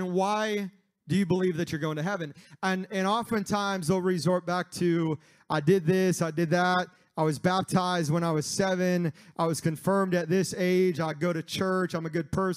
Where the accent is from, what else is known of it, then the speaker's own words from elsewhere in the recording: Missouri, United States; moved away; I grew up in Missouri